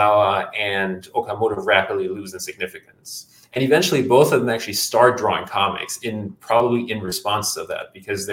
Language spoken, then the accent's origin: English; Germany; I'm from Germany